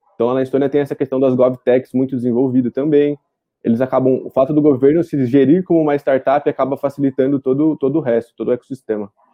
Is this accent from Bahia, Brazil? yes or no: no; Araraquara, São Paulo, Brazil; Sou de Araraquara, interior de São Paulo.